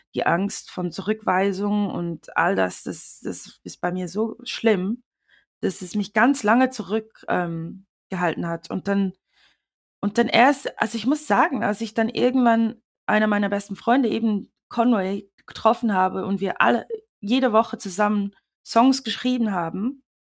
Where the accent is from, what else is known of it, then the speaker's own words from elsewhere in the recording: Switzerland; now in London, United Kingdom; ich bin ja in der Schweiz aufgewachsen